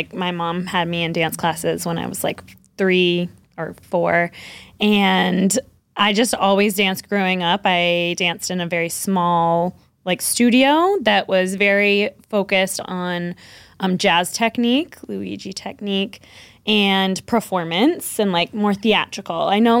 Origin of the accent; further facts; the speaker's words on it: Newburyport, Massachusetts, United States; moved away as an adult; also born or lived in New York City / North Shore; now in Haverhill, United States; I was born and raised in Newburyport, Mass.